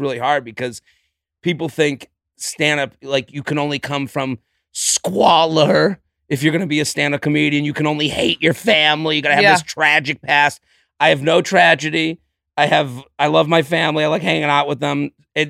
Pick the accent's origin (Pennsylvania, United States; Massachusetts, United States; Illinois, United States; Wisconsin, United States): Massachusetts, United States; Needham; Outside of Boston.